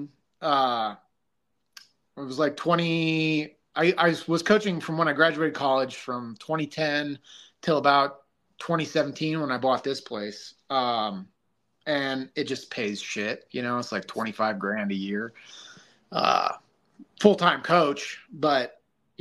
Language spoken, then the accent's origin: English; Parkman, Ohio, United States; a job opened up here. It was in my hometown, so I applied, got the job, moved back